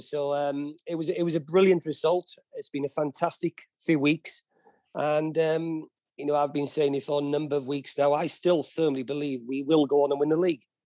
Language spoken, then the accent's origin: English; Wales, United Kingdom; being a Welshman